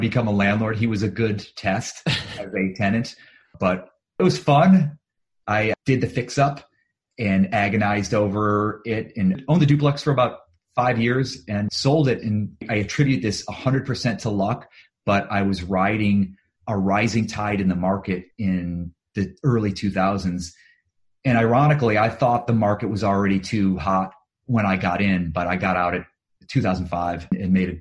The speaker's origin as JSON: {"language": "English", "region": "Ohio", "country": "United States", "also_born_or_lived": "Cleveland", "moved": "as an adult", "lives_now": "Los Angeles, United States", "said": "I'm originally from Ohio"}